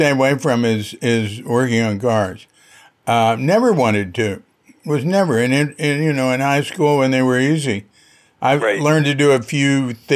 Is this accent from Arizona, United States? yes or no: no; Fort Worth, Texas, United States; I come from Fort Worth, Texas, and we had a technical high school